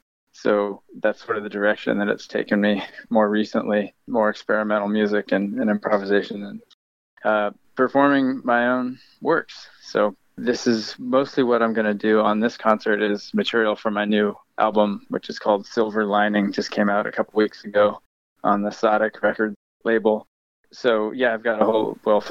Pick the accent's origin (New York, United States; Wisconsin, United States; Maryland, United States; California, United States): California, United States; Camptonville; my hometown of Camptonville, California